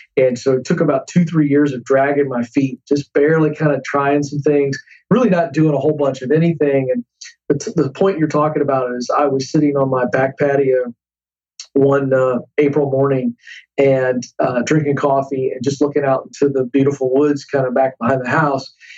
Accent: Tidewater area, east coast of Virginia, United States; now in Franklin, United States; Virginia on the coast, uh, the east coast of Virginia. There is called the Tidewater area.

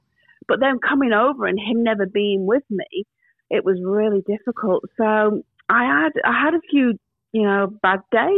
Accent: Manchester, North West England, United Kingdom; moved away as an adult; now in Australia; So I'm born in the UK in Manchester.

